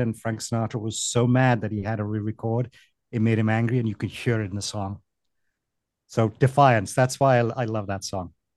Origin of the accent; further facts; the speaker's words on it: Wales, United Kingdom; moved away as an adult; also born or lived in Delaware, United States; now in Miami, United States; I'm from the United Kingdom, Wales originally